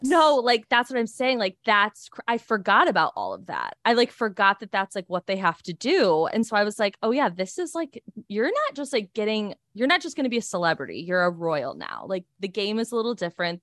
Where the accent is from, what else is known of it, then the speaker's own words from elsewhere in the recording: United States; being an American